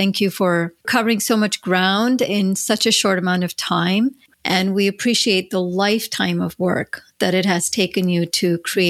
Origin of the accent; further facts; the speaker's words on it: India; moved away; growing up in India